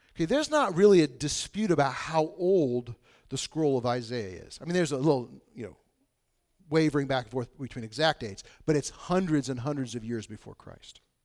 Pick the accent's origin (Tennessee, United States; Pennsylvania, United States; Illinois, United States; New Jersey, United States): Illinois, United States; Bushnell; I grew up in Bushnell, Illinois, which is super isolated in the middle of nowhere